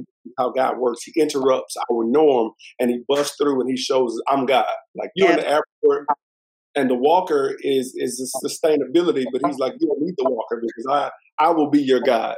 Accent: Texas, United States; moved away as an adult; also born or lived in Nashville, Tennessee; I'm from Texas

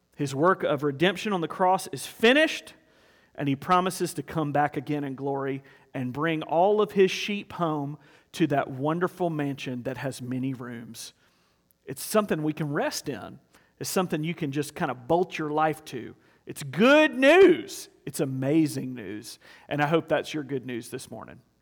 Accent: South Carolina, United States; I grew up in South Carolina, I get it honest

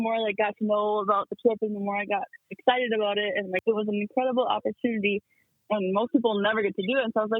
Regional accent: Pine City, Minnesota, United States; I'm from Pine City, Minnesota, and I go to Pine City High School.

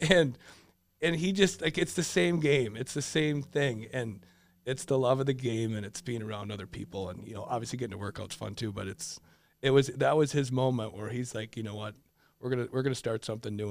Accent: Richfield, Minnesota, United States; so I grew up in Richfield, loved it, uh, high school, got to play with my brother for two years.

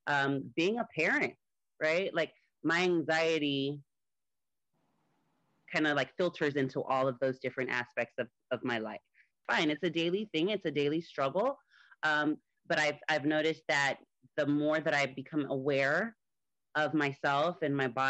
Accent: Miami, Florida, United States; moved away as an adult; now in Atlanta, United States; I am originally from Miami, Florida in the United States. I recently moved to Atlanta

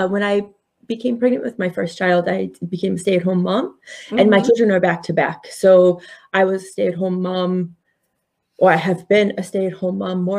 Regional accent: Connecticut, United States; also born or lived in India; So I was born in India. Mm-hmm. We moved here to Connecticut in 1979

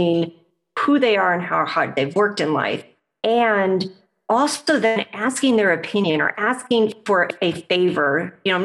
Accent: Midwest, United States; I'm a Midwesterner. So Midwesterner US

